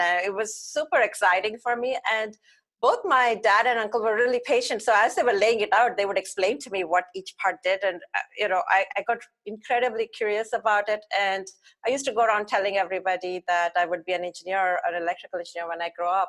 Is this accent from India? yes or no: yes; India; moved away as an adult; now in Mountain View, United States; growing up in India as a young girl, I did most of my middle school and beyond schooling at my grandparents